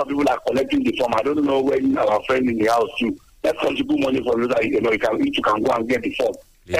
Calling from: Abeokuta, Ogun State, Nigeria; I'm here calling from the People's Parliament in Lemay in Abeokuta.

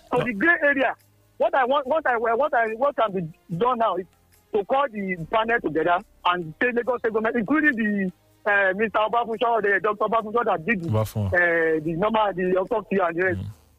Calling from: Milan, Lombardy, Italy; I'm calling from Milano.

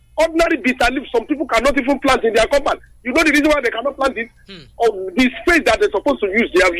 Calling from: Lagos, Nigeria; I'm calling you from Lagos anyway.

